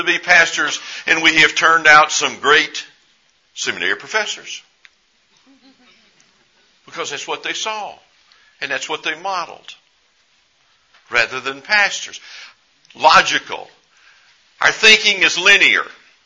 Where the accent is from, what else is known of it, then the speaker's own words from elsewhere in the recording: East Texas, United States; I grew up in East Texas